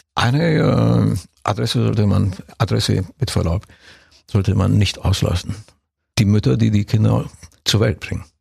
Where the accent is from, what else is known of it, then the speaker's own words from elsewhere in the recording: Brașov, Brașov County, Romania; moved away; ich komme ja aus Kronstadt. Ich bin ja da ja, geboren